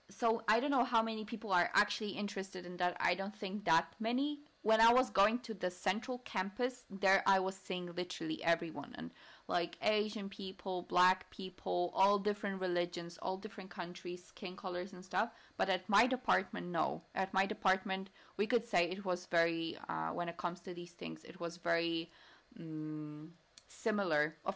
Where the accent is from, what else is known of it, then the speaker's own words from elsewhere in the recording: western Poland, Poland; English is a second language; moved away as an adult; also born or lived in London, United Kingdom; now in Warsaw, Poland; i'm not from warsaw this was not once, not twice that was mentioned to me, or that I'm coming from the western side, very close to Germany